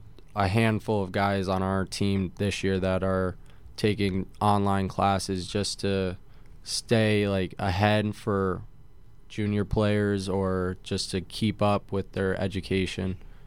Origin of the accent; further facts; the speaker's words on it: Connecticut, United States; I first started out at Wesleyan University, where I actually took my first steps skating, and then skated at Cromwell for a while, and then finally played at Elite Hockey Academy right in Northford, Connecticut.